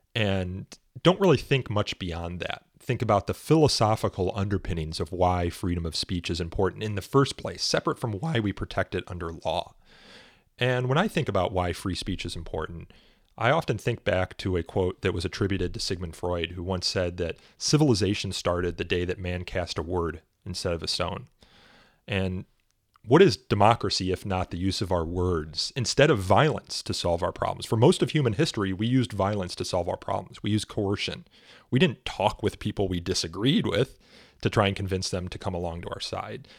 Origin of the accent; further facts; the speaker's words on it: Elmhurst, Illinois, United States; also born or lived in Chicago; I am from Chicago myself. I grew up in Elmhurst